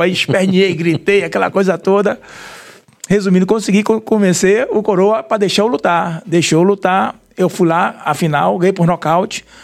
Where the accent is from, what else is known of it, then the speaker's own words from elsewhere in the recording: Salvador, Bahia, Brazil; no bairro da Cidade Nova, bairro que eu sou nascido e criado. Você nasceu é, na Cidade Nova? É, nasci na Cidade Nova.